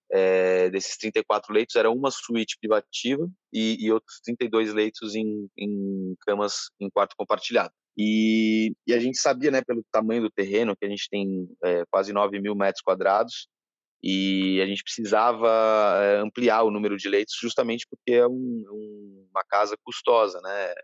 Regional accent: São Paulo, Brazil; moved away as an adult; now in Ilhabela, Brazil; eu sou de São Paulo, mas já não me sinto de São Paulo há bastante tempo

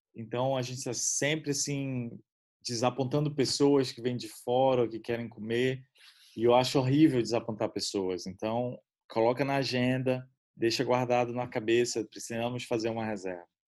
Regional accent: Brazil; moved away

